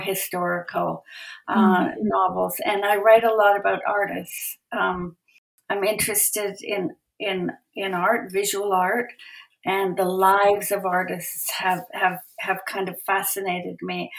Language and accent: English; Edmonton, Alberta, Canada; also born or lived in Calgary; I was born in Edmonton